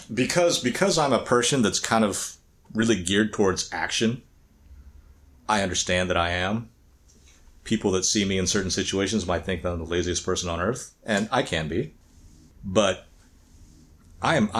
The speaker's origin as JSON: {"language": "English", "area": "the Bible Belt", "region": "Southern United States", "country": "United States", "tie": "born or raised there", "said": "as a young child growing up in the Bible Belt"}